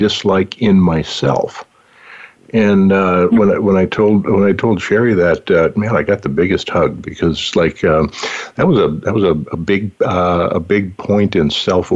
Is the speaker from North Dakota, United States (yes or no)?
yes; North Dakota, United States; moved away; coming from North Dakota, where I grew up